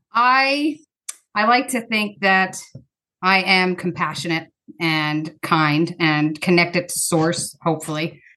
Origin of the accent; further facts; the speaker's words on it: Pennsylvania, United States; now in Ohio, United States; I grew up in a different state, Pennsylvania